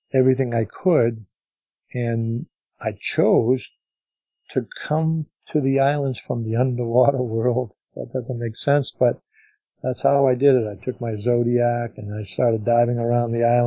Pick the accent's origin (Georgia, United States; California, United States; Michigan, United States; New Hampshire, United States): New Hampshire, United States; Manchester; we live about an hour away from the ocean where I was born in Manchester, New Hampshire